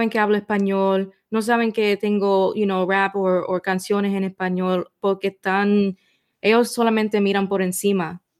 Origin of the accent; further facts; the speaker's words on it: Puerto Rico; ella es negra, sí, pero que no, no saben que soy boricua.